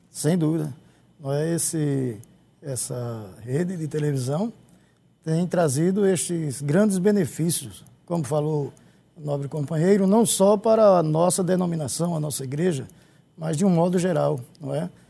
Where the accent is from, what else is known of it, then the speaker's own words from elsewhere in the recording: Palmares, Pernambuco, Brazil; eu fui criado em Palmares